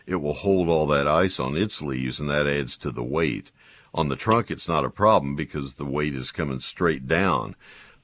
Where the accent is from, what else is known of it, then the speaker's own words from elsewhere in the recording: Garland, Texas, United States; also born or lived in College Station, Texas; When I was a kid, we came from College Station to Garland